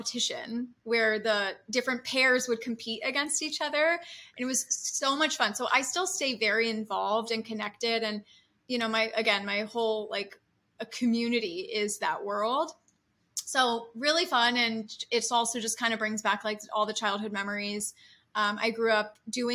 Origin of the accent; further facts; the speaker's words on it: Santa Rosa, California, United States; now in Los Angeles, United States; I'm from Santa Rosa, California